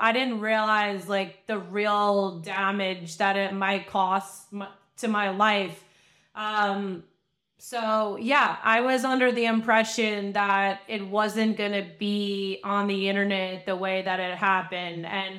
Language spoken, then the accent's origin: English; Long Island, New York, United States; I mean, I'm from Long Island. So I was still on Long Island at the time.